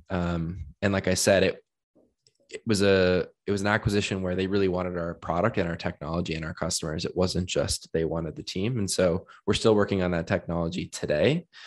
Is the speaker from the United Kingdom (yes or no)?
no; Hamilton, Ontario, Canada; I am from Hamilton, Ontario and spent, um, uh, many years growing up there